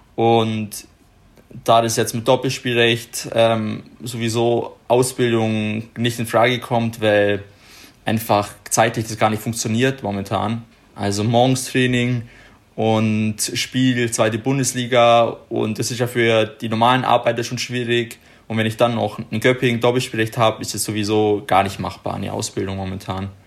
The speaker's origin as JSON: {"language": "German", "town": "Ottobeuren", "region": "Bavaria", "country": "Germany", "said": "Otto Beuern gespielt haben, da wo ich herkomme"}